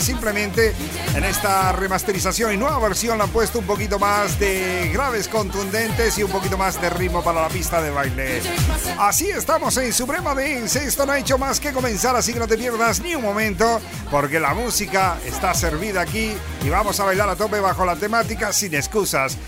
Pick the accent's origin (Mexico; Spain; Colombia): Spain; Canary Islands; llegamos los DJs 100% canarios